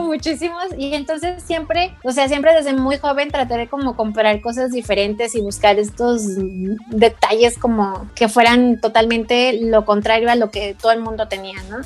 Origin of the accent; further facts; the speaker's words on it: Guadalajara, Jalisco, Mexico; somos de Guadalajara